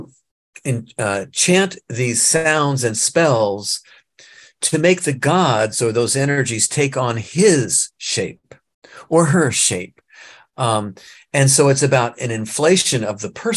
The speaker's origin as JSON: {"language": "English", "region": "Nebraska", "country": "United States", "tie": "born or raised there", "said": "I grew up in Nebraska"}